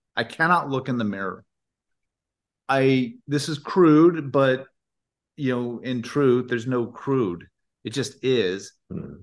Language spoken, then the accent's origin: English; Indiana, United States; moved away; also born or lived in Washington; grew up in Indiana